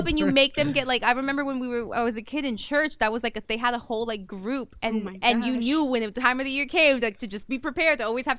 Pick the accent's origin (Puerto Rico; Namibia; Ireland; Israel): Puerto Rico; I grew up in Puerto Rico.